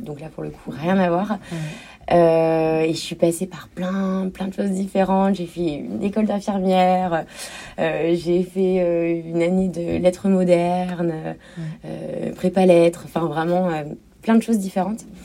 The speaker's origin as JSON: {"language": "French", "town": "Cherbourg", "region": "Normandy", "country": "France", "tie": "born or raised there", "said": "ma ville natale qu'est Cherbourg"}